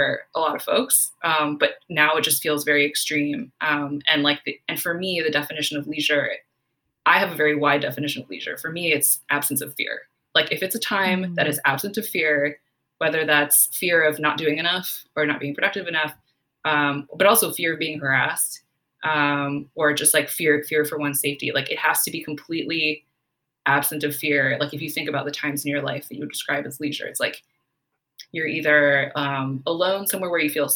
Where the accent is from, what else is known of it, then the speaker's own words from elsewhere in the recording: Silicon Valley, California, United States; growing up in Silicon Valley